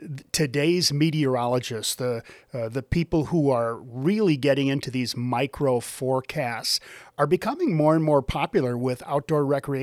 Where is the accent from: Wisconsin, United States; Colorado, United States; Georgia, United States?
Wisconsin, United States; moved away; I grew up in Wisconsin